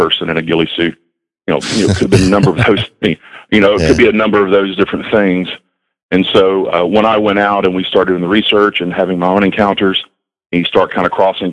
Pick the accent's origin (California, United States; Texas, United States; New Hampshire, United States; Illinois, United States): Texas, United States; Southeast; moved away as an adult; now in North Carolina, United States; I grew up in Southeast Texas